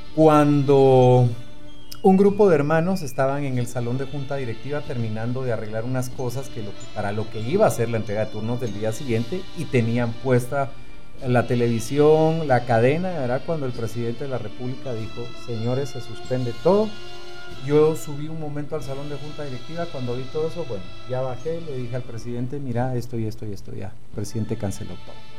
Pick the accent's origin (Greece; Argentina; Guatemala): Guatemala; como buenos guatemaltecos